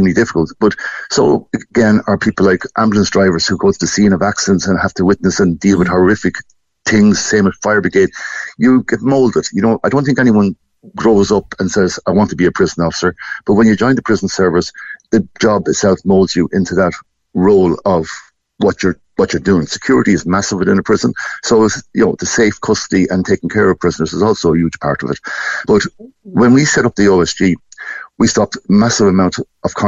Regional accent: Portlaoise, Leinster, Ireland; born or raised there

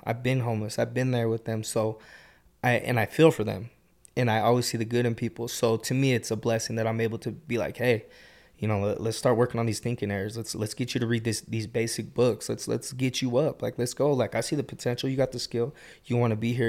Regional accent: Kearns, Taylorsville, West Jordan, Utah, United States; I grew up in Kearns, Taylorsville, and, like, West Jordan area

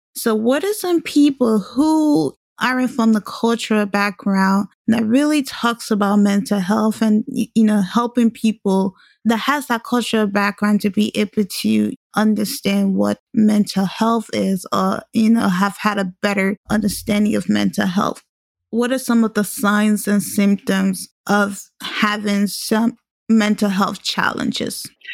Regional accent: Liberia; now in United States; Growing up in Liberia

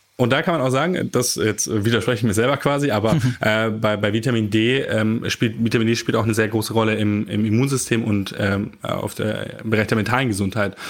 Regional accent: Germany; die wir als Deutsche zu uns nehmen

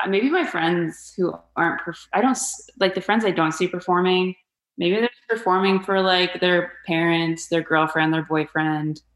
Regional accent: Phoenix, Arizona, United States; moved away as an adult; also born or lived in Mesa, Arizona; now in Los Angeles, United States; my hometown of Phoenix, Arizona

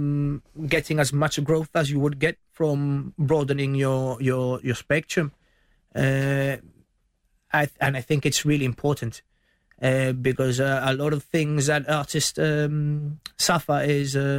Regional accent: Gibraltar; we are British, but let's not forget that our culture, what makes us unique, is not England. It's what we get from our neighbours

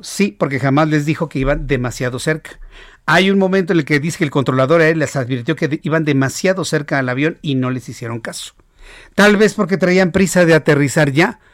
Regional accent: Mexico

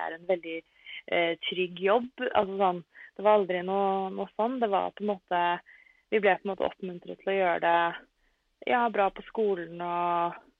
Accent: Norway; also born or lived in Italy; Jeg er oppvokst i Norge

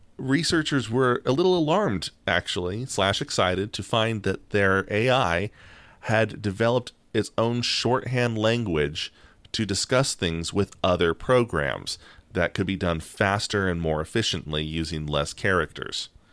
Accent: United States; we're American

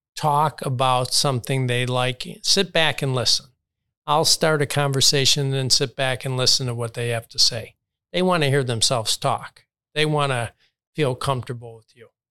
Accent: Chicago, Illinois, United States; now in Palm Beach County, United States; I grew up in Chicago, saw Michael play forty times.

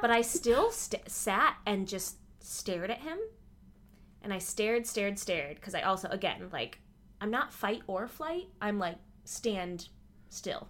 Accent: Midwest, United States; I grew up in the Midwest

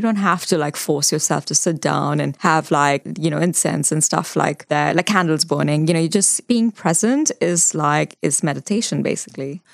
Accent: Mumbai, Maharashtra, India; moved away as an adult; also born or lived in London / Dubai; now in New Zealand; So I grew up in Mumbai. I was born there

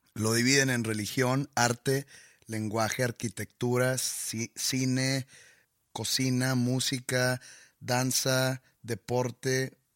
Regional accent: Mexico; nuestra cultura como mexicanos

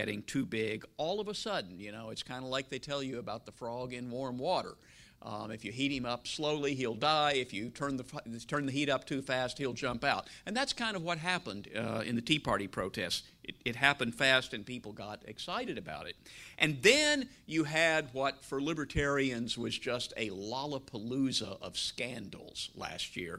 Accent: Western Kentucky, United States; moved away as an adult; also born or lived in Nashville; I grew up in Western Kentucky

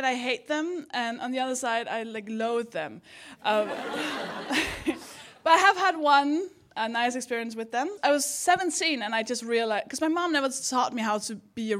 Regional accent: Denmark; accent: Danish; English is a second language; moved away; I'm from Denmark. That's the accent.

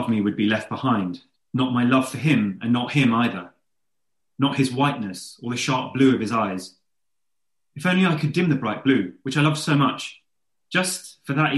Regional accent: London, United Kingdom; also born or lived in Oxford; growing up in East London

